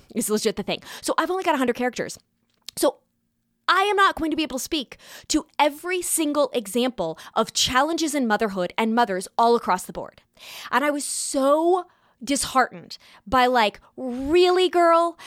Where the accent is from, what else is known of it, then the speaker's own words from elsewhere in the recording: California, United States; now in New York, United States; growing up in California and now living in New York